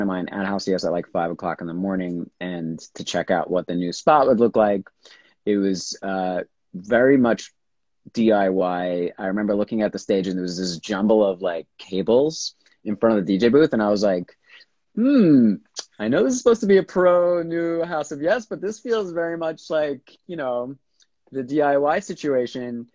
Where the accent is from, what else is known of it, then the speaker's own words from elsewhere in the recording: New York, United States; I grew up here in New York.